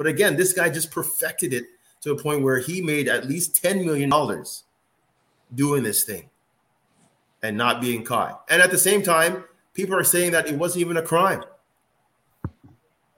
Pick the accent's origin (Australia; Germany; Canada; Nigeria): Nigeria; I'm a Nigerian.